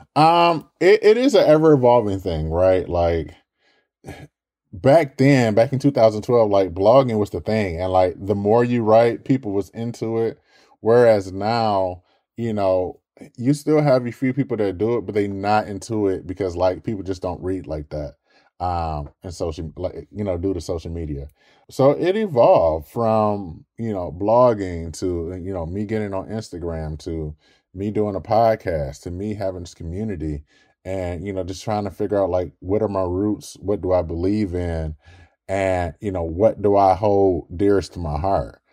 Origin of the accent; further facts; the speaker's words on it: Detroit, Michigan, United States; growing up in Detroit